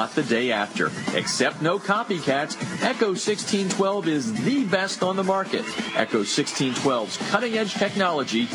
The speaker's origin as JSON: {"language": "English", "region": "Pennsylvania", "country": "United States", "also_born_or_lived": "New Jersey", "said": "we travel back to my hometown type of area."}